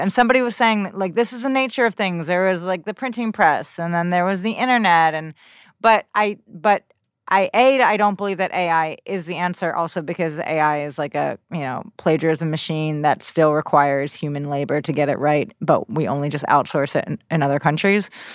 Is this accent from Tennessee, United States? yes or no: no; New Jersey, United States; I grew up in New Jersey